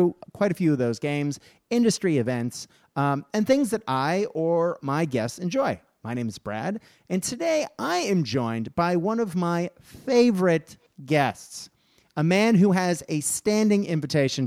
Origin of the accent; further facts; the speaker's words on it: Australia; as an Australian